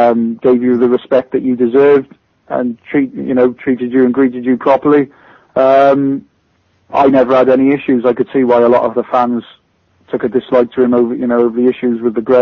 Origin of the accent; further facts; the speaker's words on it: Hereford, West Midlands, United Kingdom; moved away as an adult; also born or lived in London; leaving my hometown club, and I was used to playing in front of 2,500 people at Hereford